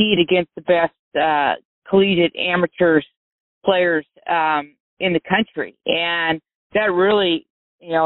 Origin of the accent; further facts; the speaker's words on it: Santa Cruz, California, United States; I grew up at a golf course in Santa Cruz called Pasatiempo